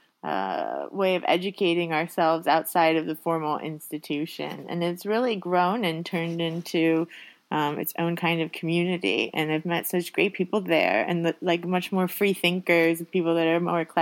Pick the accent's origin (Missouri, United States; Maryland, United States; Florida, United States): Florida, United States; Miami; now in Sweden; I speak English primarily, but I'm from Miami, so I know Spanish